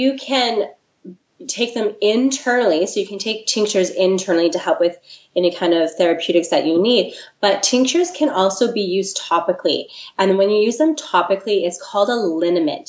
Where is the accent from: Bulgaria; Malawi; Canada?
Canada; the Prairies; now in Victoria, Canada; I'm not from Victoria originally. I'm actually from the prairies.